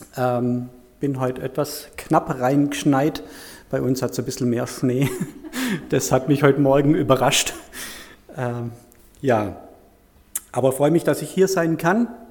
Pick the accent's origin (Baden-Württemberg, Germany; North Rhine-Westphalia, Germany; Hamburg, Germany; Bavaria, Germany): Baden-Württemberg, Germany; Heilbronn area; moved away as an adult; also born or lived in Bad Liebenzell / Künzelsau; now in Weidenbach, Germany; ich stamme ursprünglich aus, dem, aus der Gegend von Heilbronn, dort aus einer kleinen Gemeinschaft